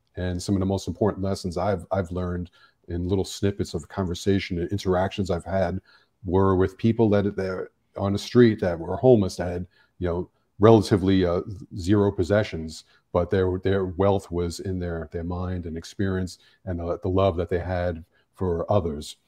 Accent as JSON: {"language": "English", "town": "New York City", "region": "New York", "country": "United States", "tie": "born or raised there", "moved": "yes", "lives_now": "Los Angeles, United States", "said": "growing up in New York City, I mean, we're exposed to so much"}